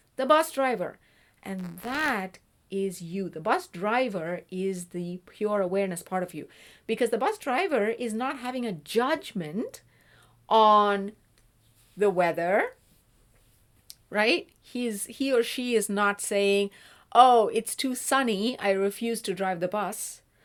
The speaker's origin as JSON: {"language": "English", "region": "South India", "country": "India", "moved": "yes", "said": "I'm originally from South India."}